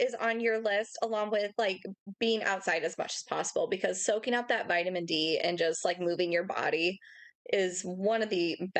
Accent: Northwest Indiana, United States; we grew up in Northwest Indiana, my husband

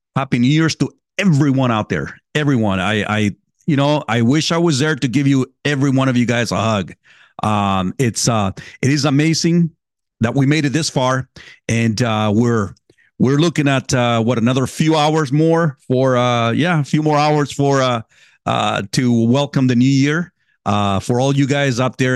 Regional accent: California, United States; moved away; I grew up in, in California.

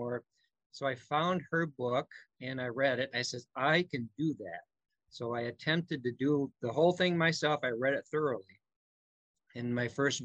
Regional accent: Milwaukee, Wisconsin, United States; I am from Milwaukee, Wisconsin

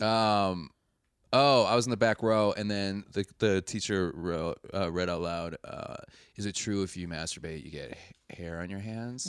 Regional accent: Wisconsin, United States; I'm from Wisconsin.

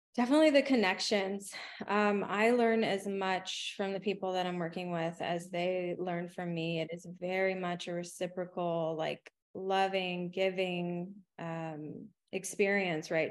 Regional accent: San Antonio, Texas, United States; I grew up in poverty in San Antonio

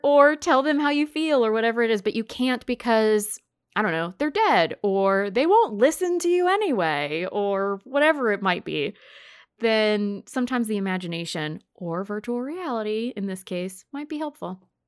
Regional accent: the South, United States; we're from the South, so we use bless, bless their hearts

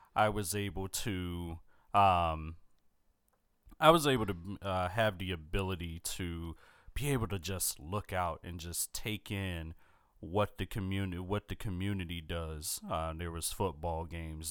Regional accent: Philadelphia, Pennsylvania, United States; growing up in Philadelphia

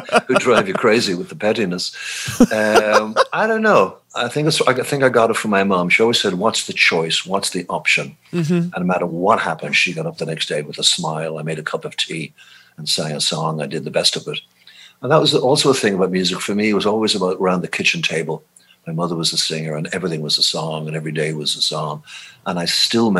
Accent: Ireland; moved away as an adult; also born or lived in London, United Kingdom; now in United States; growing up in Ireland listening to blues

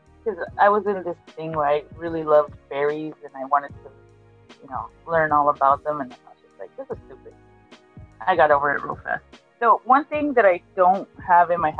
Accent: Argentina; I'm from Argentina

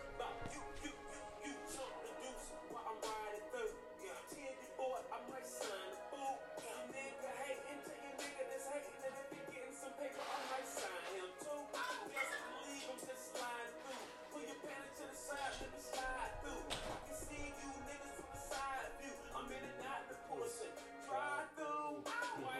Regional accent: Savannah, Georgia, United States; one thing that associates being a youth growing up in Savannah, man, is death

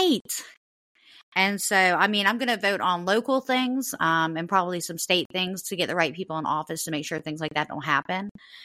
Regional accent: United States; we as the American people

